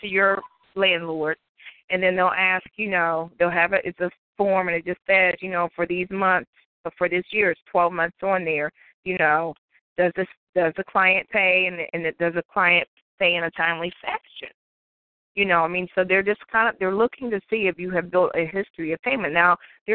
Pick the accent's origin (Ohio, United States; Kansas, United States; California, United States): Ohio, United States; moved away; I'm from Ohio originally